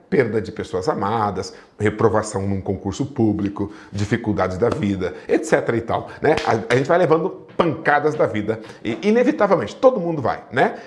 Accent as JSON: {"language": "Portuguese", "country": "Brazil", "said": "eu sou brasileiro"}